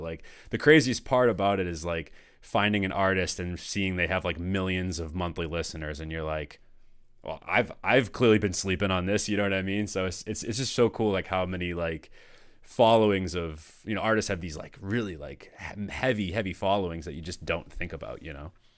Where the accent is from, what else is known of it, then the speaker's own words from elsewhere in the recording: North Shore of Massachusetts, United States; I grew up in Massachusetts my whole life